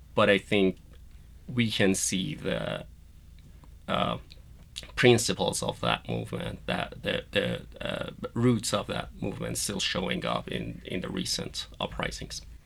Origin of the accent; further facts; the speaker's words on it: Iran; moved away; I was born and raised in Iran. I went to school there